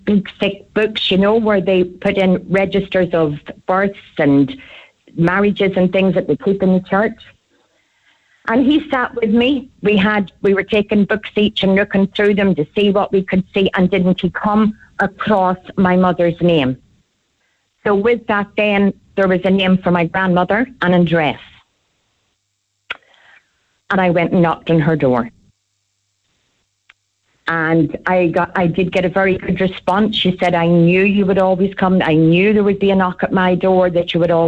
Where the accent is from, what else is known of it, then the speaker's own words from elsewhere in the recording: Belfast, Northern Ireland, United Kingdom; I was put into a home when I was born up in Belfast